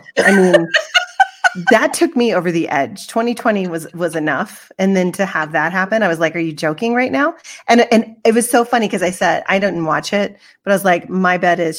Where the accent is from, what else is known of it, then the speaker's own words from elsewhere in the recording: the South, United States; accent: Southern; Like I used my little Southern accent and it was really funny.